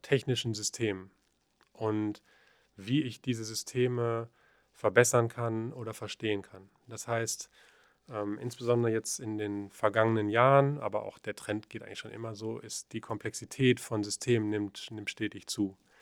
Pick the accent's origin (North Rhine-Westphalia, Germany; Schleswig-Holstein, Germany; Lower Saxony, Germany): North Rhine-Westphalia, Germany; the Paderborn region; also born or lived in Aachen; ich komme ja aus der Region